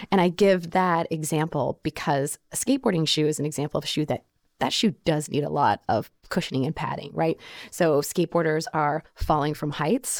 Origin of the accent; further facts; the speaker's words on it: Oklahoma, United States; moved away; the store where I grew up in Oklahoma